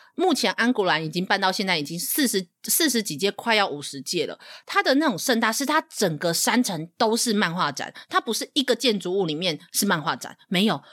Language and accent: Chinese; Taiwan; 身为一个台湾人